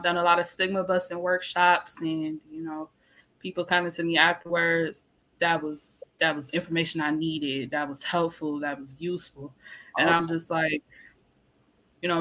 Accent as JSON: {"language": "English", "town": "Detroit", "region": "Michigan", "country": "United States", "said": "I'm from Detroit"}